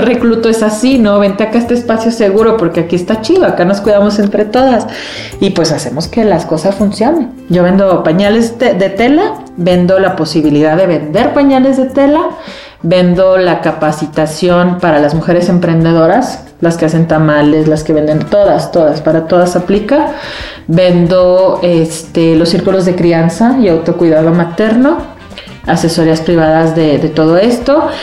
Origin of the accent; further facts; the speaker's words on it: Xalapa, Veracruz, Mexico; Yo soy de Jalapa